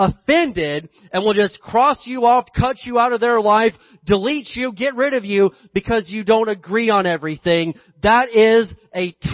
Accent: Indiana, United States; I grew up in Indiana, we had this big hill behind our house.

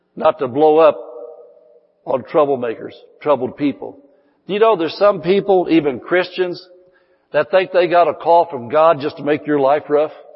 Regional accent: Indiana, United States; moved away as an adult; now in California, United States; I was 54 years old. I'd lived there all of my life

